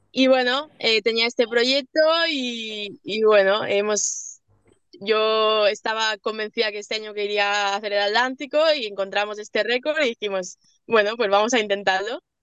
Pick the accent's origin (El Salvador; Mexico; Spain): Spain; Mallorca, Balearic Islands; soy de mallorquina